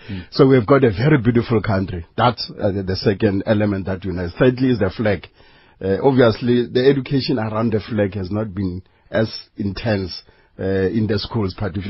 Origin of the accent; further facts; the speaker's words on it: South Africa; the fulfillment of ensuring that freedom indeed means something that benefits me as an individual, as a South African.